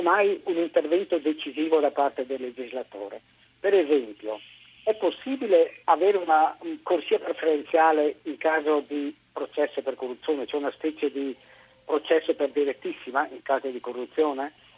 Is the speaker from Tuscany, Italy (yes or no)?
no; Sicily, Italy; moved away as an adult; now in Rome, Italy; pur essendo siciliano